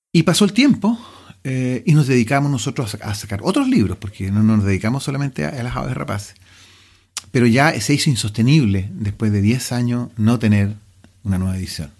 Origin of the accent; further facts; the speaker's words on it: Chile; el chileno se relaciona con casi todas las cosas. Es, parte de nuestra idiosincrasia